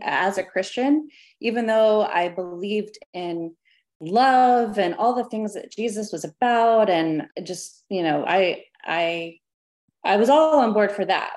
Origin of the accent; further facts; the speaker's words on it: Arkansas, United States; I was born in Arkansas, kind of the middle of the Bible Belt